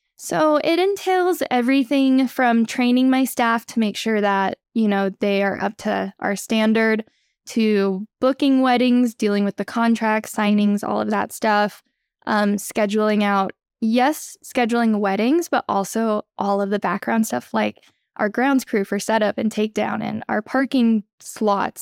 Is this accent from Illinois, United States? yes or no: no; Austin, Texas, United States; moved away as an adult; also born or lived in Idaho; I actually grew up in Austin, Texas